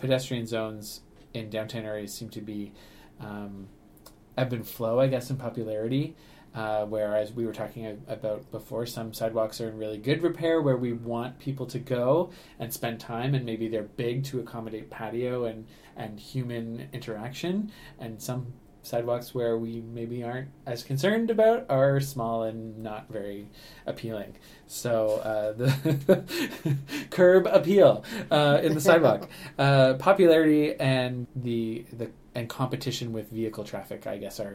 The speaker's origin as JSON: {"language": "English", "town": "Ottawa", "region": "Ontario", "country": "Canada", "tie": "born or raised there", "moved": "as an adult", "lives_now": "St. Catharines, Canada", "said": "I grew up in Ottawa, and I also grew up in the country"}